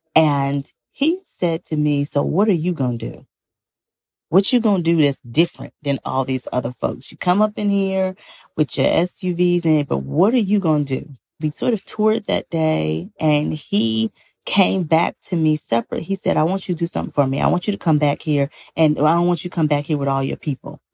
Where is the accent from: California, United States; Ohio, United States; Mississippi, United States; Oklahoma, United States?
Mississippi, United States; Greenville; my own hometown of Greenville, Mississippi. I was born and raised in the Mississippi Delta